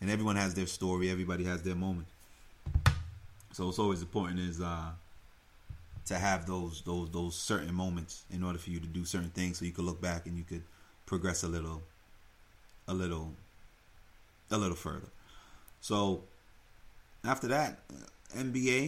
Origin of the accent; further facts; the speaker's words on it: Uniondale, New York, United States; moved away as an adult; now in California, United States; I grew up on Long Island, Uniondale, to be exact, town of Hempstead